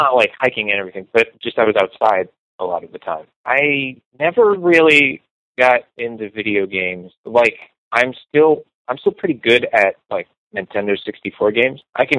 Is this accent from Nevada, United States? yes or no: no; Rancho Palos Verdes, California, United States; I grew up in a affluent suburb called Rancho Palos Verdes.